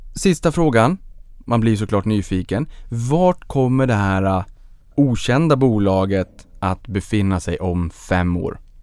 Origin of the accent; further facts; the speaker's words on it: Boden, Norrbotten County, Sweden; Jag föddes på Bodens BB